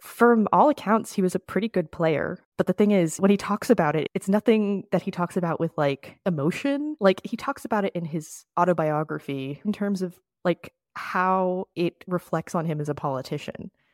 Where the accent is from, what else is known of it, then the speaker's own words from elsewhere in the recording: Florida, United States; moved away; I am from Florida. I went to school in Florida.